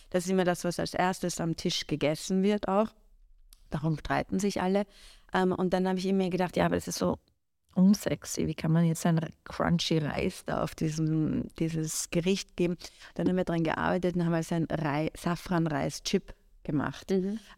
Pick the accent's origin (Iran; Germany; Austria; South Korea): Iran; also ich kann ja nicht leugnen, wo ich herkomme. Ich bin so, ich bin damit aufgewachsen. Mhm. Aber ähm, ich wollte gar nicht, also mir war auch immer extrem wichtig, jetzt nicht als persische Köchin wahrgenommen zu werden.